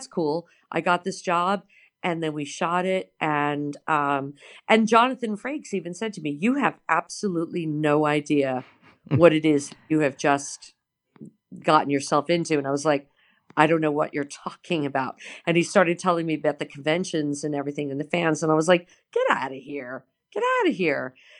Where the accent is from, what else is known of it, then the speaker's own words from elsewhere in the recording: New York, United States; moved away; I'm from New York.